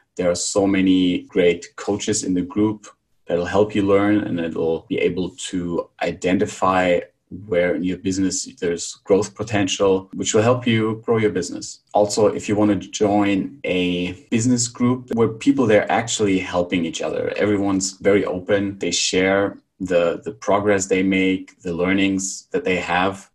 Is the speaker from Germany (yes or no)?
yes; Germany; moved away as an adult; also born or lived in Barcelona, Spain / Krakow, Poland; now in Bulgaria; I'm from Germany